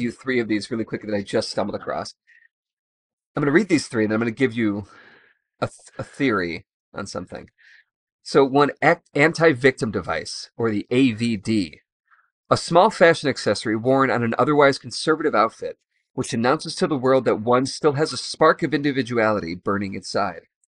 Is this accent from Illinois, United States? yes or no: yes; Chicago, Illinois, United States; I'm from Chicago